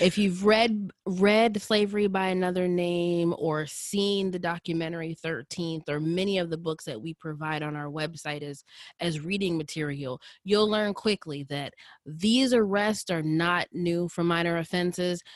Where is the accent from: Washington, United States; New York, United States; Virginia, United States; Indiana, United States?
Indiana, United States; Indianapolis; I grew up in Indianapolis and went to high school, middle school, and partially elementary school in Indianapolis